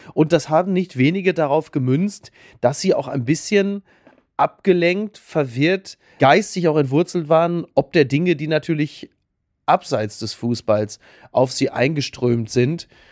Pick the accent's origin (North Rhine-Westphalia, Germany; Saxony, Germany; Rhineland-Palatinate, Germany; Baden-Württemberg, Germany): North Rhine-Westphalia, Germany; Castrop-Rauxel; in meinem Heimatdorf in Henrichenburg in Castrop-Rauxel